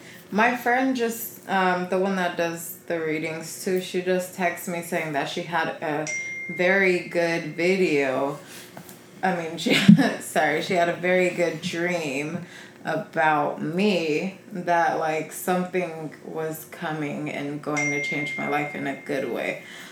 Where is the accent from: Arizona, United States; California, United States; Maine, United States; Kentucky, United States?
California, United States; Carson; I'm from Carson.